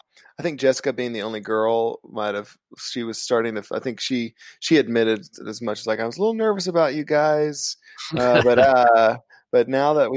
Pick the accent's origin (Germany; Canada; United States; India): United States; Kentucky; I'm from like there's like 3,000 people in my hometown, so it's kind of a small town in southeastern Kentucky